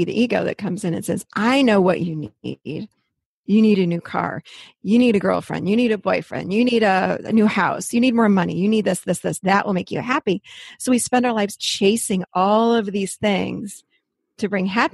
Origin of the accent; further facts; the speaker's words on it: Rochester, New York, United States; moved away as an adult; now in Nashville, United States; I'm actually born and raised in Rochester, New York, up North